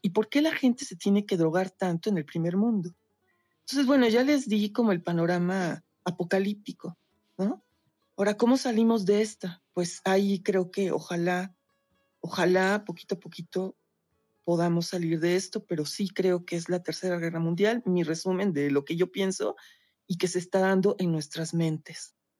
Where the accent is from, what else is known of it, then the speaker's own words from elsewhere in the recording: Mexico; Yo soy de México